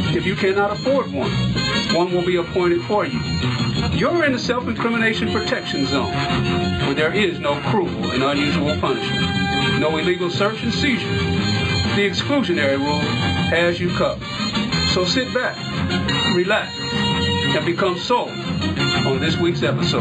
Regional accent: Festus, Missouri, United States; also born or lived in Crystal City, Missouri; growing up in Festus and Crystal City, Missouri, it was ten of us in a three-bedroom house

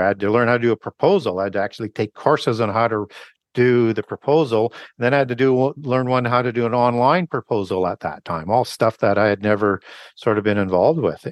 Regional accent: Canada; I was baptized in a, in a church in Canada. I'm from Canada

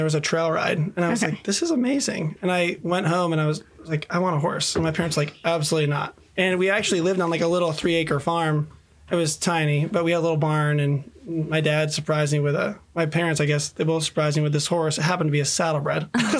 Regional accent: Syracuse, New York, United States; also born or lived in Illinois; now in Simpsonville, United States; I grew up in Syracuse, New York.

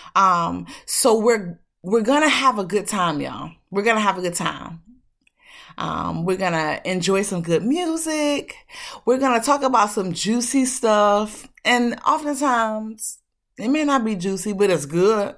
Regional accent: Detroit, Michigan, United States; I was born and raised up in Detroit, Michigan, better known as the D, the three one three.

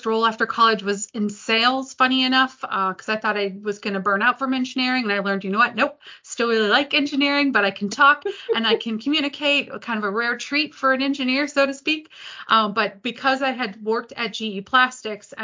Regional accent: Detroit, Michigan, United States; I grew up in the Detroit area

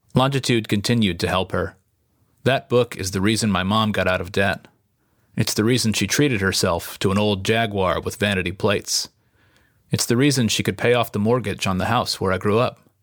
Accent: East Hampton, New York, United States; moved away; East Hampton, my hometown

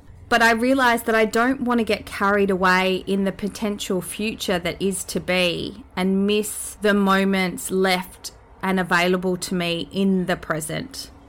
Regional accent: New Zealand; And that is to my home country, Aotearoa, which is a beautiful thing.

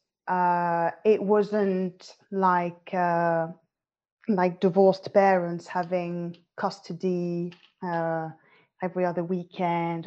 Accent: France; moved away as an adult; now in London, United Kingdom; I'm French, as you can probably tell. I currently live in London, UK. And I was born and raised in France, but my parents are both Moroccan

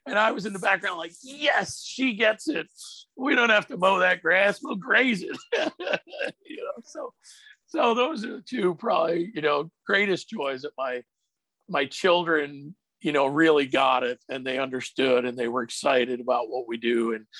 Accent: Pennsylvania, United States; moved away; where I grew up in Pennsylvania

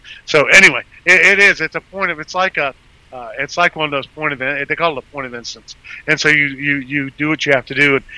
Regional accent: Las Vegas, Nevada, United States; now in Houston, United States; I grew up in Nevada, in Las Vegas

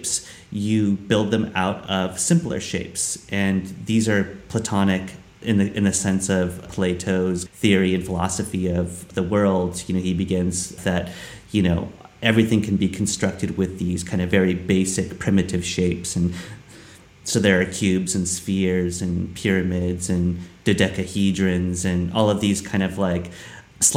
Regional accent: Los Angeles, California, United States; I was born in Los Angeles, California.

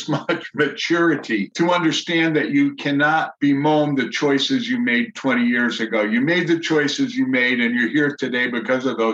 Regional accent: New England, Connecticut, United States; also born or lived in Tampa, Florida / Maine; now in Eugene, United States; growing up in New England

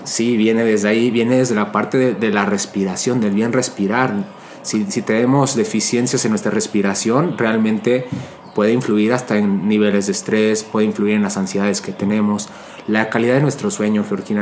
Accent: Mexico; yo soy de, México, soy de México y, creciendo aquí en el México

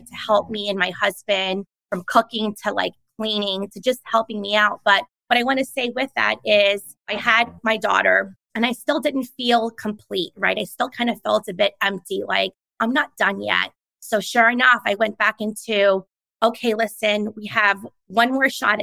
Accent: New York, United States; my parents struggled a lot and they worked 2 to 3 jobs just to put me and my sister through private school growing up in New York because our neighborhood was so rough

